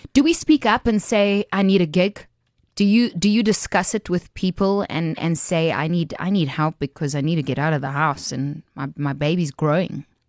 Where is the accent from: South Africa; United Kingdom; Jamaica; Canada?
South Africa; as a South African, you have access to unemployment benefits